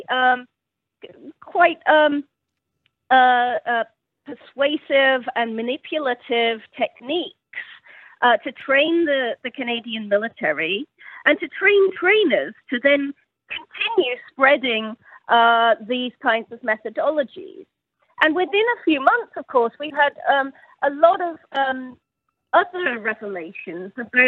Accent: United Kingdom; I'm British, as you can probably hear

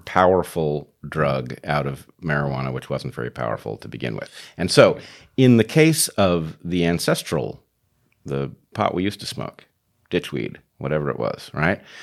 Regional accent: United States; I am an American tied back to George Washington

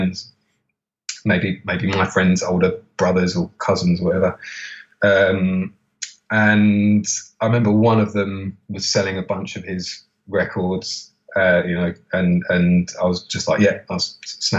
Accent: London, United Kingdom; I grew up in Camden, so just surrounded by record shops

